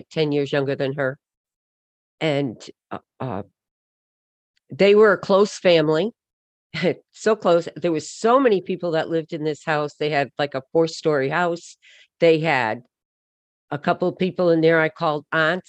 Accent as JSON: {"language": "English", "region": "Connecticut", "country": "United States", "tie": "born or raised there", "said": "we grew up in Connecticut. That's where I live now"}